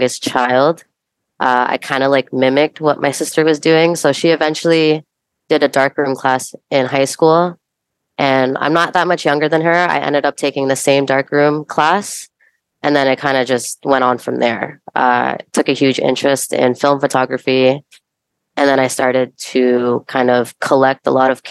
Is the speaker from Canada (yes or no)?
yes; Mississauga, Ontario, Canada; also born or lived in Bulacan, Philippines / Toronto; I'm originally from Philippines, Bulacan, which is just north of Manila. But I was raised in Mississauga